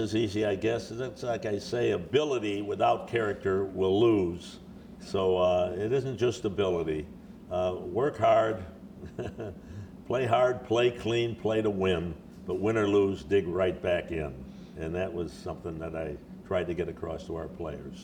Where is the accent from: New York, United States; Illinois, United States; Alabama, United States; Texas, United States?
Illinois, United States; Chicago; moved away as an adult; I was born in Chicago. I grew up here, played high school football in Chicago